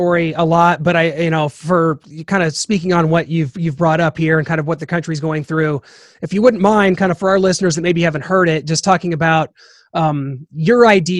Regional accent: Kansas City, United States; I'm from Kansas City.

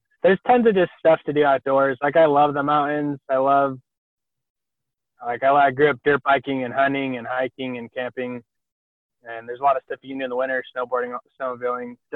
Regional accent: Rexburg, Idaho, United States; I grew up in Rexburg

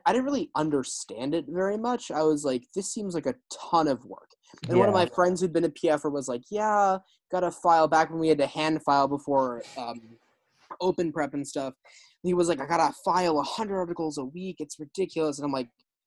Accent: Minnesota, United States; Growing up on the Minnesota circuit

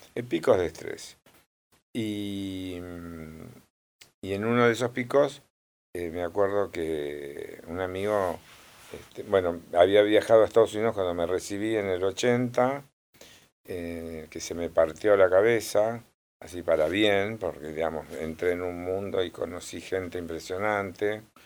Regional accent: Córdoba, Argentina; born or raised there; also born or lived in Tostado, Santa Fe / Santo Tomé, Santa Fe

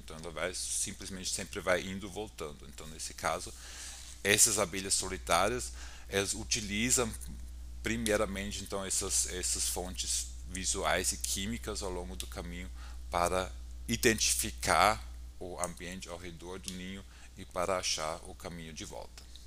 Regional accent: Austria; Portuguese is a second language; moved away as an adult; now in São Paulo, Brazil; eu sou austríaco, ah, trabalho aqui na Universidade de São Paulo atualmente

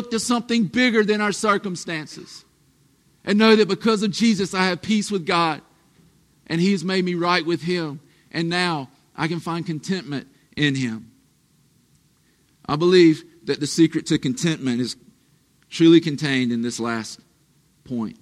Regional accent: the South, United States; we're from the South

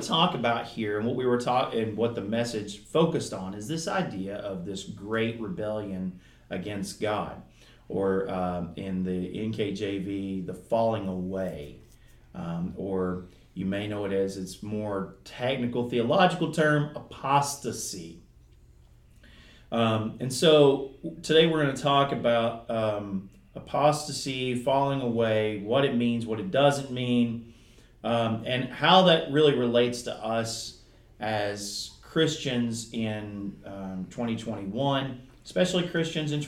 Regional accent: southeastern Kentucky, United States; accent: Kentucky; Where I'm from southeastern Kentucky, if you can't ever tell by my accent. And in the mountains of southeastern Kentucky, in Appalachia

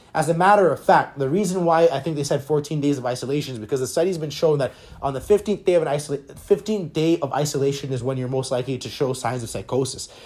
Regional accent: Canada; Being a Canadian

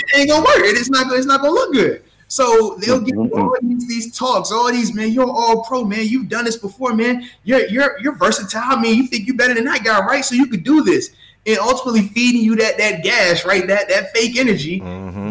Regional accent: Portsmouth, Virginia, United States; I'm from Portsmouth, Virginia, where I was born

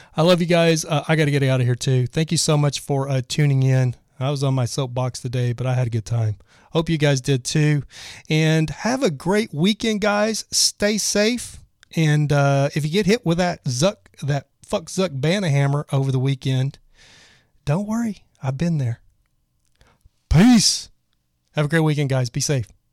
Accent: Texas, United States; I was from Texas

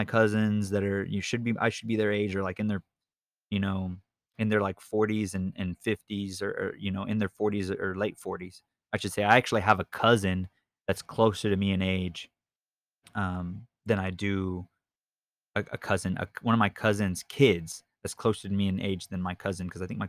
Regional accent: Victoria, Texas, United States; also born or lived in Keller, Texas; We were already in Victoria, and I've lived in Victoria since I was in third grade. I was born in Keller, Texas, up by Fort Worth and by Dallas

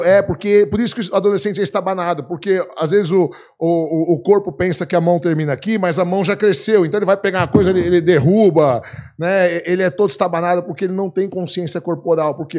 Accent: Brazil; Eu já nasci no Brasil, sou do segundo casamento do meu pai, mas como eu tenho dupla cidadania

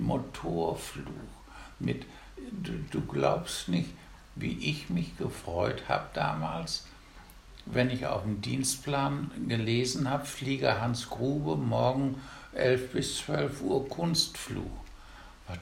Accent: Osterfeld, Germany; bei uns in Osterfeld, wir wohnten in so einem Wohnkarree

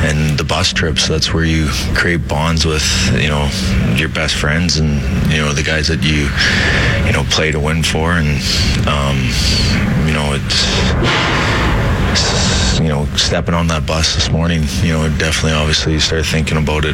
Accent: Saskatchewan, Canada; moved away; I'm from Saskatchewan, and I did play in that league

